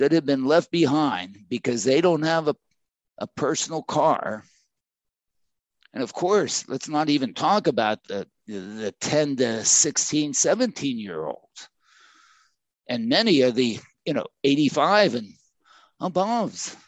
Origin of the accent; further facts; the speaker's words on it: Crafton, Pennsylvania, United States; in Pittsburgh, in you know, where I grew up in Crafton